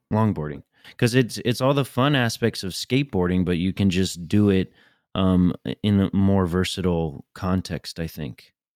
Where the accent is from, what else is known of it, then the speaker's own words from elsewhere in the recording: United States; as an American